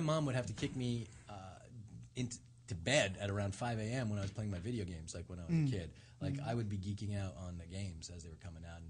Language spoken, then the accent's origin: English; Montreal, Quebec, Canada; it's snowy in Montreal, which is where I grew up.